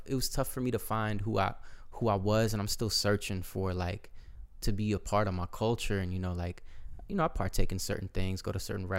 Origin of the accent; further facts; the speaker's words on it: Azerbaijan; born there; Born in Azerbaijan.